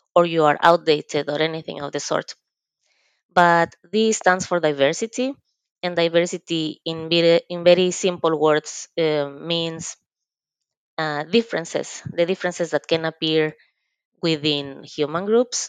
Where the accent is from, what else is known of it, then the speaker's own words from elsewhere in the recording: Mexico; moved away as an adult; now in Finland; I am originally from Mexico